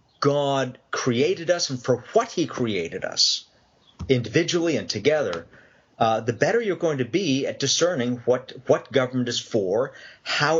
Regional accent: Canada; now in Long Island, United States; Raised Canadian

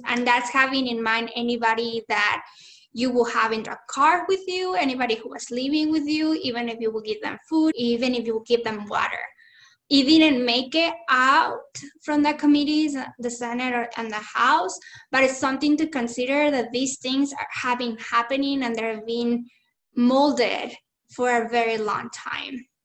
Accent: Chihuahua, Mexico; now in Tucson, United States; I was born in Chihuahua, Chihuahua, Mexico that that was the state that I was born and I grew up.

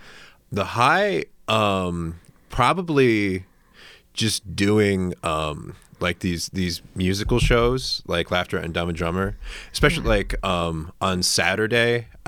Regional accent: West Virginia, United States; West Virginia.

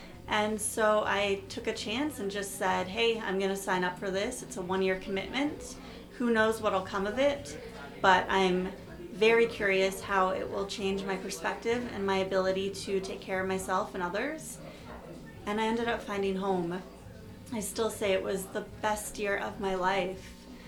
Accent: Toronto, Ontario, Canada; born there; also born or lived in Winnipeg; I was born in Toronto, and then I lived in Winnipeg for 10 years, so people would always ask me when I moved back here, why are you so nice? I'd say, oh, I'm from Winnipeg, friendly Manitoba.

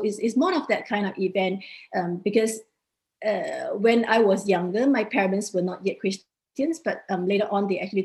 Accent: Singapore; moved away as an adult; now in Denmark; I'm from Singapore

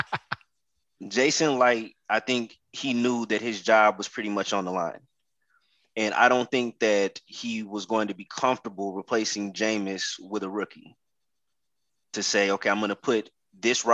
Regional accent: Oklahoma City, Oklahoma, United States; moved away; I'm originally from Oklahoma City

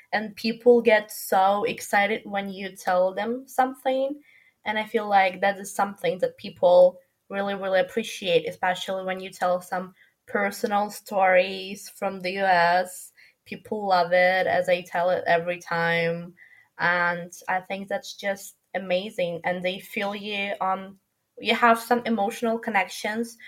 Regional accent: Ukraine; moved away as an adult; also born or lived in Milan; In my hometown in Ukraine

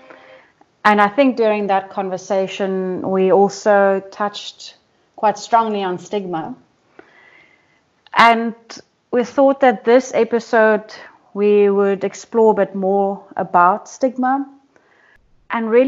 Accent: Durban, KwaZulu-Natal, South Africa; I'm from Durban, South Africa

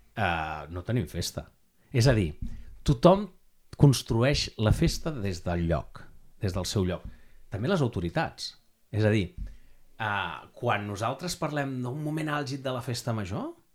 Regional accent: Barcelona, Catalonia, Spain; Nosaltres som Sant Andreu del Palomar

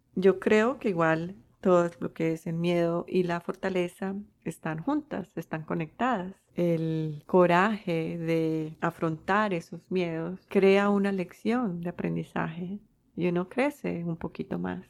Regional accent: Colombia; moved away; yo nací en Colombia

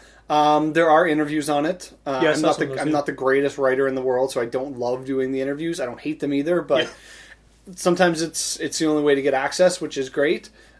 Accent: Saskatchewan, Canada; moved away as an adult; also born or lived in Estevan, Saskatchewan / Regina, Saskatchewan; now in Winnipeg, Canada; even before I moved to Winnipeg from Saskatchewan. Yes, I'm from Saskatchewan.

